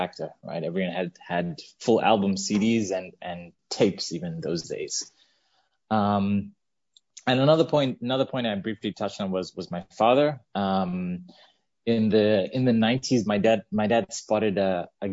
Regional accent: Zambia; growing up in Zambia, in Central Africa

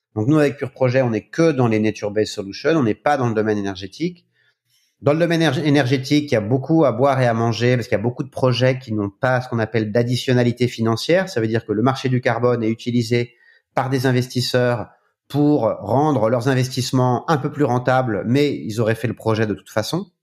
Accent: France; en tant que Français

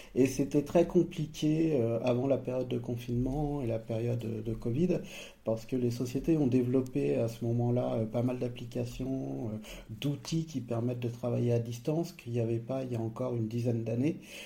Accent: Savoie, Auvergne-Rhône-Alpes, France; moved away; also born or lived in Nice, France; moi, j'ai grandi au savoie je suis à une demi-heure de là où j'ai grandi

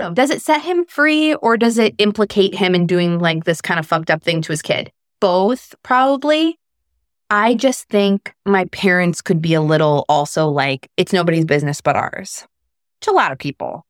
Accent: Chicago, Illinois, United States; I was born in Chicago.

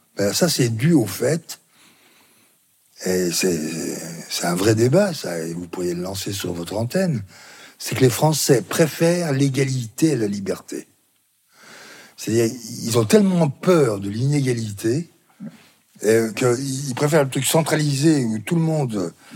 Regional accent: Belley, Auvergne-Rhône-Alpes, France; Ma ville natale, c'est Belay

